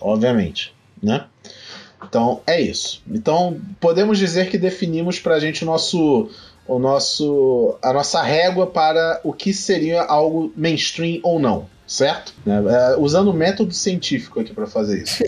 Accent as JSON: {"language": "Portuguese", "region": "Rio de Janeiro", "country": "Brazil", "said": "eu sou do Rio de Janeiro"}